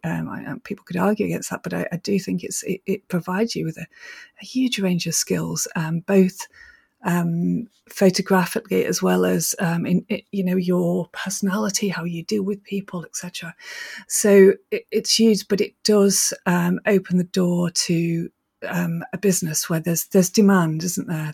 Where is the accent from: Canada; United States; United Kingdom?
United Kingdom; Manchester, North West England; moved away as an adult; also born or lived in Scotland; I was brought up in Manchester